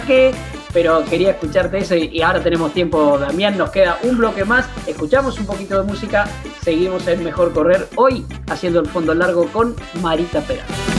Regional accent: interior of Buenos Aires Province, Argentina; Yo que soy bonaerense del interior

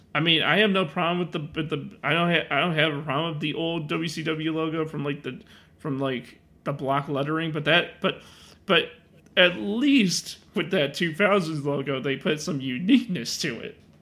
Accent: Chicago, Illinois, United States; I'm from Illinois

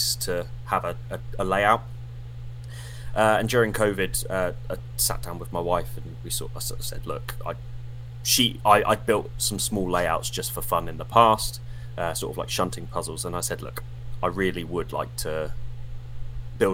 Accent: Portsmouth, South East England, United Kingdom; I'm from Portsmouth

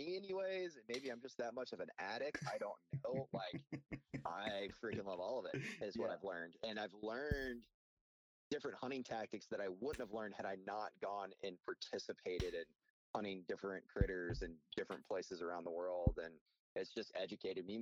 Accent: Northeast Texas, United States; I grew up in Northeast Texas.

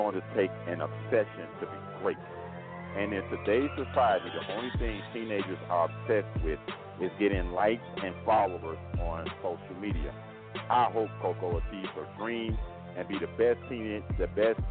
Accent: Miami, Florida, United States; I am a Florida native, born and raised in Miami, Florida

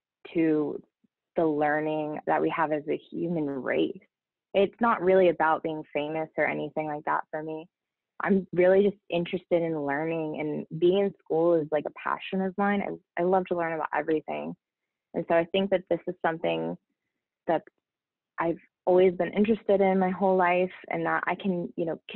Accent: Ohio, United States; I grew up in Ohio

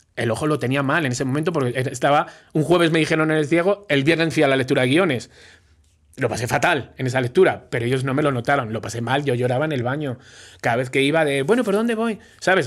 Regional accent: Spain; moved away as an adult; now in Mexico; soy español

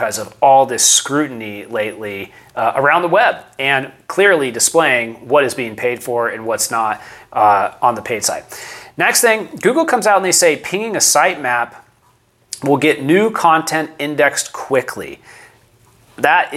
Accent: San Diego, California, United States; I am a San Diego native, born and raised. Didn't move to San Diego. I'm from San Diego

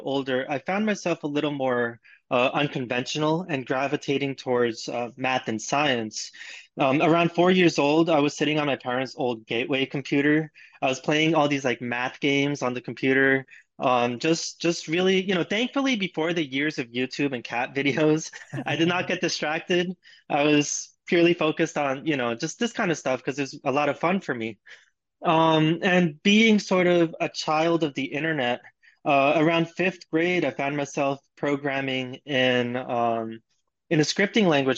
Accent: Long Island, New York, United States; also born or lived in Queens, New York; I was born in Queens and grew up in Long Island

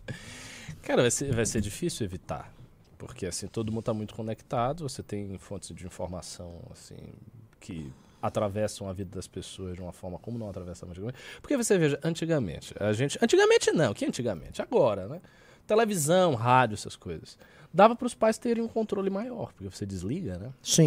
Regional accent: Salvador, Bahia, Brazil; now in São Paulo, Brazil; Eu venho de Salvador, pô, Salvador é uma metrópole e tal. Eu, eu já, quando eu cheguei aqui, eu já senti a diferença.

